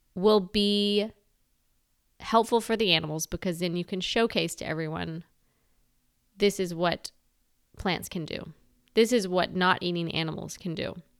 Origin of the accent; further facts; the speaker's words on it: the South, United States; I'm a Southerner. I'm not ashamed of that. I am proud to be from the South